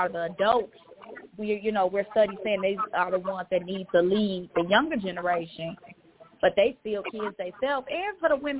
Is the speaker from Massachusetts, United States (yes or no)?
no; Chicago, Illinois, United States; now in Miami, United States; I am from Chicago, Illinois. I currently live in Miami, Florida.